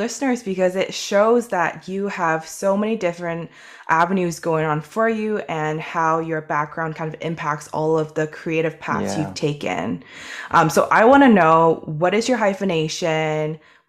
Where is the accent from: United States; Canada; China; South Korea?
Canada; I am a 1.5 generation Chinese Canadian.